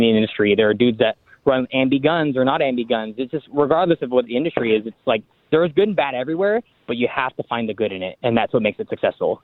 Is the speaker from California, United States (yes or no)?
no; Washington, United States; I'm from Washington State.